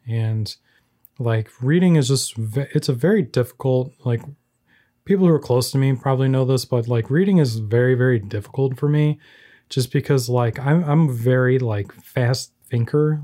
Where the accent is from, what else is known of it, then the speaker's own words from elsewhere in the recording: Chicago, Illinois, United States; I'm a filmmaker from the Chicagoland area